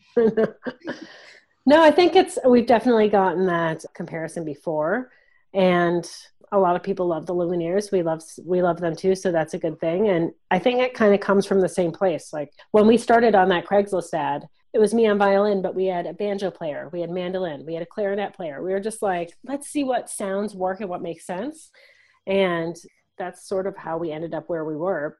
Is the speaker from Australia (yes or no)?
no; Wisconsin, United States; now in Canada; I mostly played classical music growing up, but I'm from Wisconsin